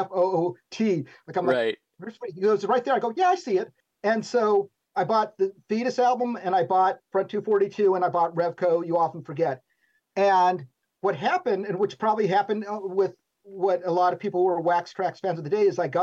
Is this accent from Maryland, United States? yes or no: no; Tucson, Arizona, United States; moved away; also born or lived in California; I grew up in Tucson, where you had two choices of music, metal or heavy metal, on the radio